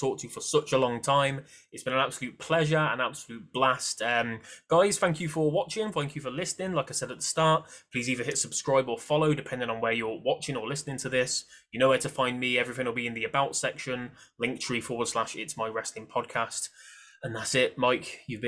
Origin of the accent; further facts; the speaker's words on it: United Kingdom; as somebody British